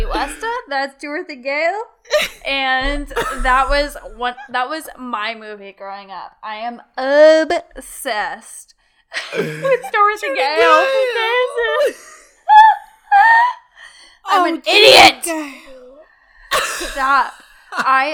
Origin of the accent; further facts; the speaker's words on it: Kansas City, Kansas, United States; I was born in Kansas, Kansas City, Kansas